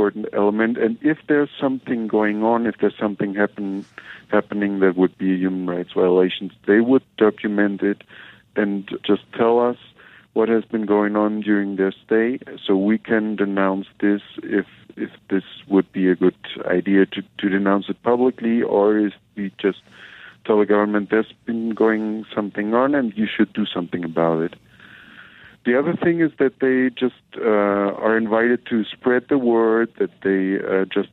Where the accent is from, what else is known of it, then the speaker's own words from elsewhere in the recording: Germany; moved away as an adult; now in Chiapas, Mexico; I'm from Germany